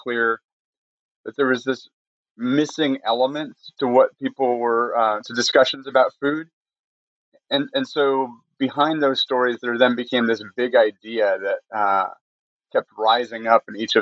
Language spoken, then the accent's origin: English; Michigan, United States; born or raised there; moved away as an adult; also born or lived in Connecticut; now in North Carolina, United States